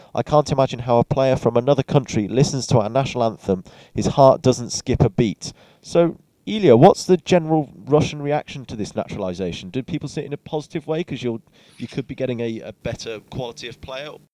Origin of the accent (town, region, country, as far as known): England, United Kingdom